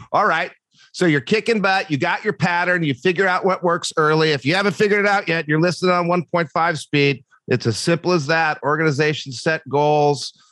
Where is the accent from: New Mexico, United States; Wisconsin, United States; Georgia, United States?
Wisconsin, United States; Brookfield; moved away as an adult; also born or lived in Michigan; I went to uh, Brookfield East High School.